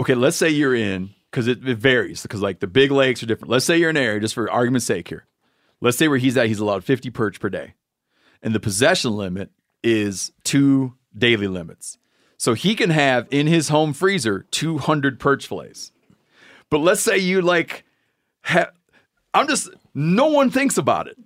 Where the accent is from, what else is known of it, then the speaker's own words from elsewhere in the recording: Michigan, United States; moved away; my home state of Michigan